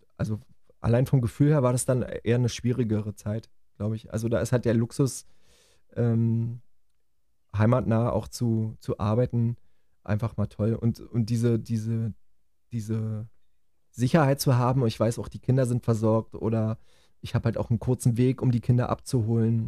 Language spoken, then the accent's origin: German; Germany; bei uns in Deutschland